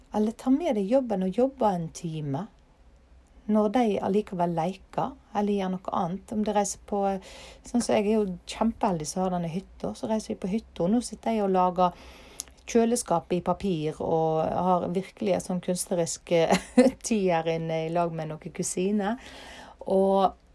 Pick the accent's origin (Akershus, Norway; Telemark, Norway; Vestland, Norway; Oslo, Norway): Vestland, Norway; Ytre Fosse, near Alversund, Bergen; fra heimplassen min, Ytrefosse. Og her finner jeg roen. Her har jeg familien min, og her har jeg røttene mine